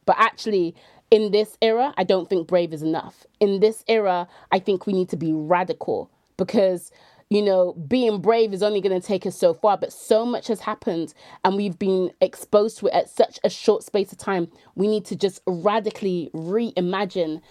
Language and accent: English; Bristol, South West England, United Kingdom; moved away as an adult; also born or lived in London / York; I was born and raised in Bristol, but I left, um, just over under ten, um, under twenty years ago